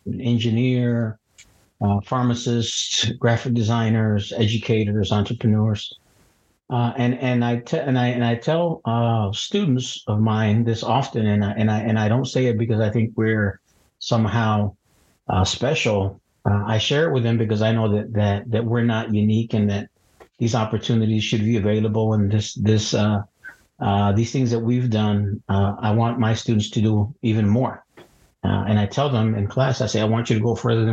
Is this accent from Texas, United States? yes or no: yes; Donna, Texas, United States; also born or lived in Matehuala, San Luis Potosí, Mexico / Midwest (Michigan, Illinois); I grew up in Donna, Texas, in the little colonia in South Donna.